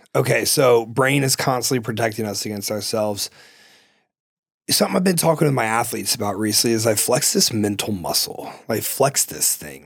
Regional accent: Ohio, United States; moved away; where I'm from, you have like you know shitty salmon and like shitty cod. Like it's fucking Ohio

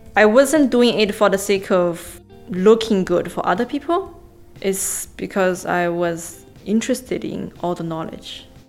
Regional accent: Pingliang, Gansu, China; English is a second language; moved away as an adult; also born or lived in Wuhan; now in Shanghai, China; I'm from Gansu, Pingliang. Yeah, it's a very small town.

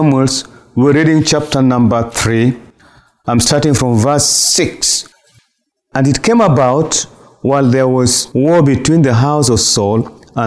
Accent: Nairobi, Kenya; I'm coming from Nairobi, Kenya

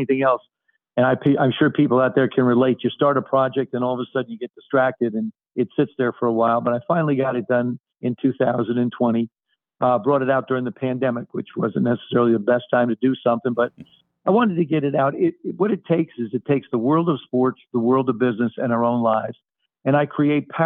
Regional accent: South River, New Jersey, United States; moved away; When I get back to South River, all my buddies

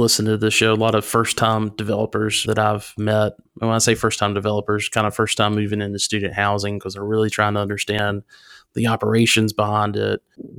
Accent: North Carolina, United States; my home state of North Carolina

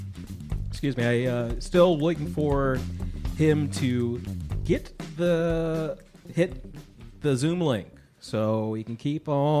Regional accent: Midwest, United States; I'm from the Midwest.

